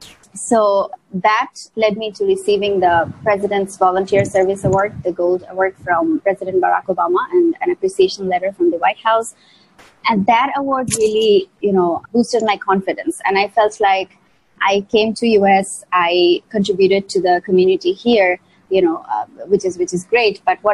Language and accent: English; Dhaka, Dhaka Division, Bangladesh; I'm tuning in from Dhaka, Bangladesh right now. That's where I'm from.